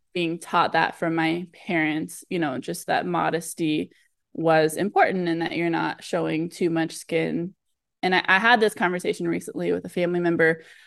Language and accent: English; Southern California, United States; I grew up in Southern California in the U S